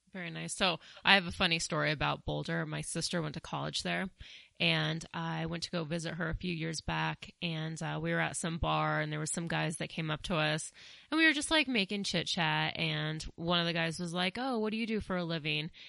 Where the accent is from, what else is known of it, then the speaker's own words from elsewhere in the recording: Colorado, United States; also born or lived in New York City; I am from Colorado. I, I did grow up here. I did spend eight years in New York City